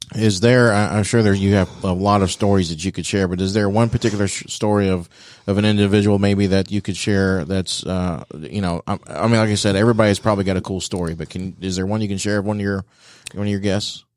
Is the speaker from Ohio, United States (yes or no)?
yes; Dayton, Ohio, United States; I'm from the Dayton area